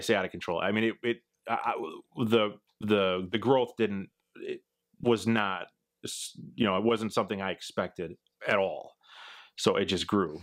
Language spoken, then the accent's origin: English; Midwest, United States; I'm from the Midwest, it's flat here